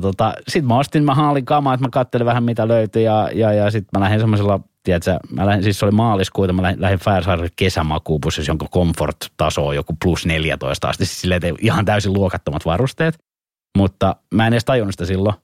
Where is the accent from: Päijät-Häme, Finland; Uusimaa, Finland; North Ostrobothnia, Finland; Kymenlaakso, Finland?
Uusimaa, Finland; Helsinki; also born or lived in Punkalaidun; mä oon Etelä-Helsingistä, niin, niin mä oon perheeni ensimmäinen tai sukuni ensimmäinen kuitenkin täältä